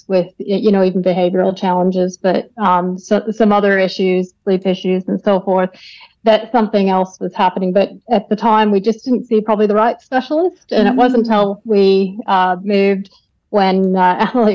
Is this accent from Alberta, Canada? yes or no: yes; Calgary, Alberta, Canada; now in Melbourne, Australia; I grew up in Canada, in the western part. So grew up in Calgary, close to the Rocky Mountains